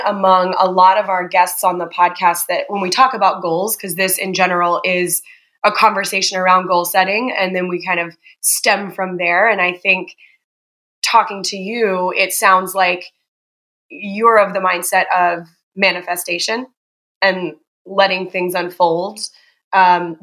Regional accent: Charlotte, North Carolina, United States; now in Chicago, United States; whenever I come home to Charlotte from Chicago

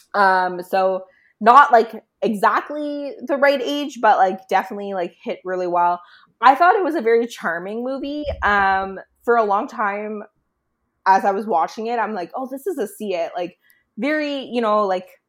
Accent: Burlington, Ontario, Canada; Burlington, my hometown

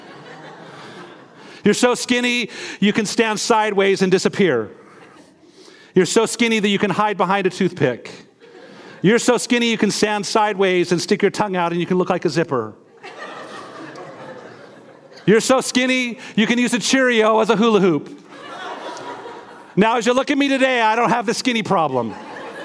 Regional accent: Missoula, Montana, United States; moved away as an adult; As a child, I was raised in Missoula, Montana, East Missoula, Montana

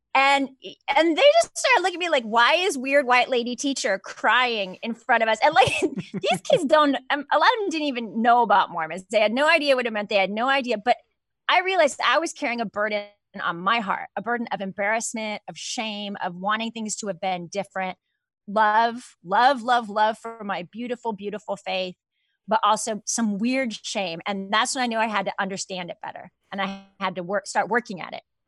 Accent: Southern California, United States; I grew up in Southern California

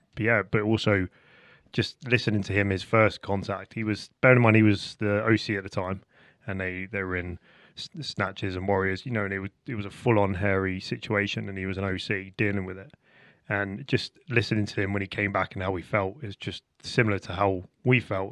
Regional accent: Portsmouth, South East England, United Kingdom; I'm from Portsmouth

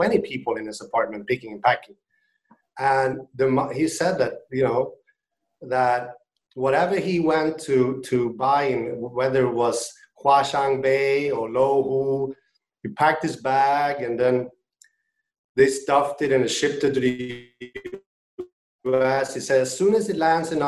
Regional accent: Sweden; moved away as an adult; now in China; I'm from Sweden originally. I moved out to China back in 2007

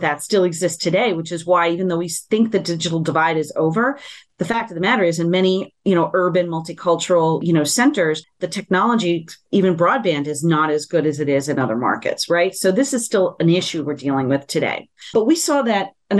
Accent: San Juan, Puerto Rico; I'm born and raised in San Juan, Puerto Rico, fully bilingual, bicultural.

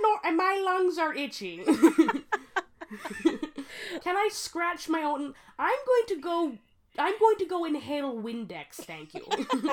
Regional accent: United States; We're American.

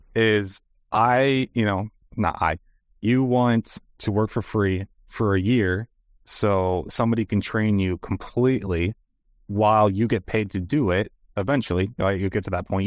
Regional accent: United States; as an American

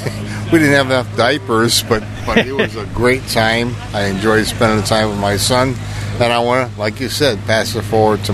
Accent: Appleton, Wisconsin, United States; now in New Mexico, United States; I'm from Appleton originally, which is about 20 miles north of Oshkosh.

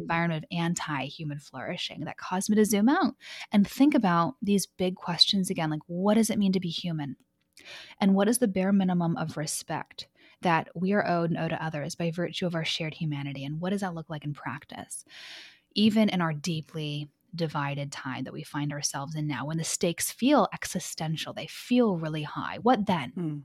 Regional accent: Vancouver, British Columbia, Canada; also born or lived in Los Angeles, United States; I'm from Los Angeles, but raised in Vancouver, Canada

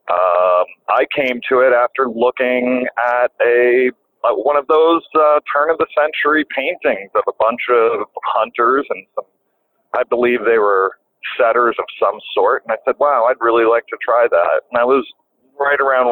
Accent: the Catskills, Ulster County, New York, United States; also born or lived in Long Island, New York; how did we get to the Catskills? If I'm from Long Island, well, my father passed away when I was 4 years old

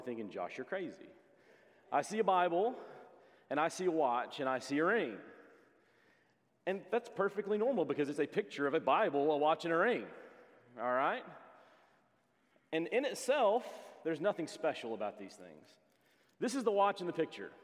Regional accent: Hixson, Tennessee, United States; when I grew up in Hixson, Tennessee.

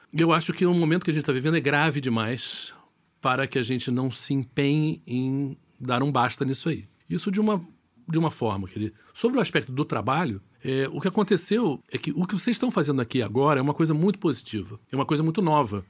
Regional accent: Rio de Janeiro, Brazil; moved away; eu sou carioca, adoro o Rio de Janeiro

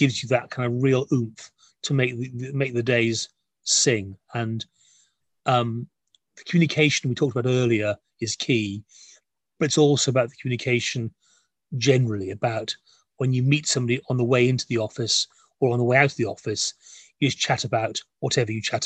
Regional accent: Wales, United Kingdom; I'm a Welshman

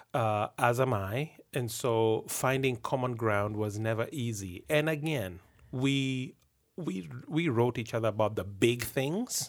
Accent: Kenya; moved away as an adult; now in Canada; me being a Kenyan

